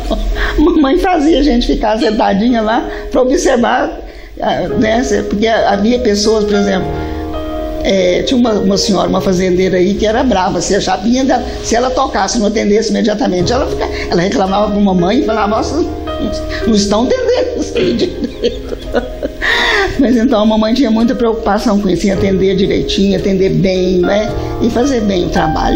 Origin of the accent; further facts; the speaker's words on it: Capinópolis, Minas Gerais, Brazil; Nasci aqui em Capinópolis